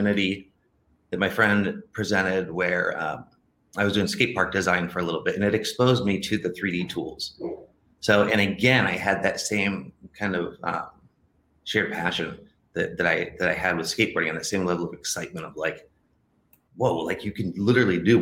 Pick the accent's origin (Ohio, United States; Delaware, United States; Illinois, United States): Ohio, United States; moved away as an adult; also born or lived in California; I grew up in Ohio